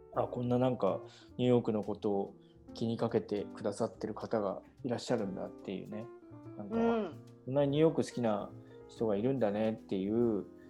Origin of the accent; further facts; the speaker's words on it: Kawagoe, Saitama, Japan; 僕はそもそもその川越生まれっていうのはありますけど